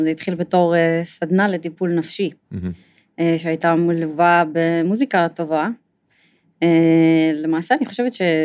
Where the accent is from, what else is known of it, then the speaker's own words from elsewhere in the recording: Jerusalem, Jerusalem District, Israel; אני נולדתי בירושלים